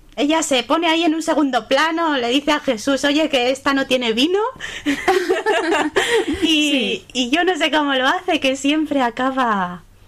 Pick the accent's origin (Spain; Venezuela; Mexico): Spain; Madrid, Community of Madrid; yo soy madrileña